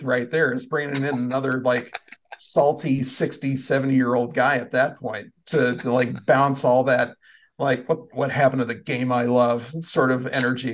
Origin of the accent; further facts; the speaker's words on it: Iowa, United States; I'm from Iowa myself